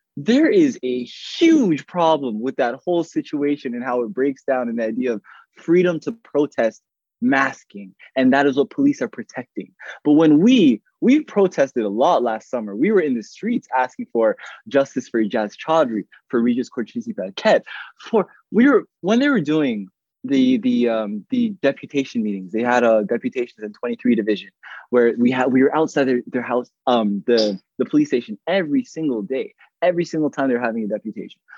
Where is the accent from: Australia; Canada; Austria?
Canada; Toronto, Ontario; I grew up in Rexdale.